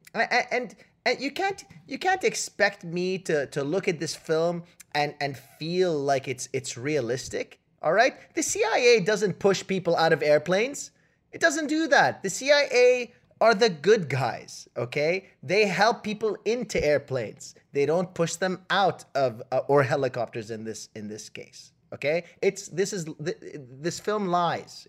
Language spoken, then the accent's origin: English; Canada; I'm Canadian